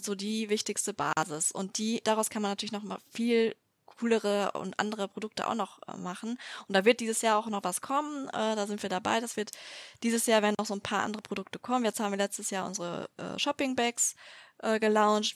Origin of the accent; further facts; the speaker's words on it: Düsseldorf, North Rhine-Westphalia, Germany; ich komme aus Düsseldorf